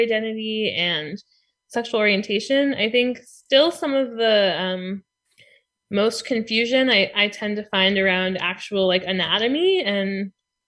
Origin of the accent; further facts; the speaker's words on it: Montclair, New Jersey, United States; I moved back to my hometown of Montclair, New Jersey, and some other friends who I graduated from high school with were also around